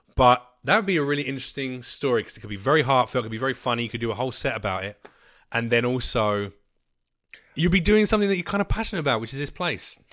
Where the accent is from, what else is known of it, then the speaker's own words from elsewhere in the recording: United Kingdom; now in United States; I'm gonna say this as a Brit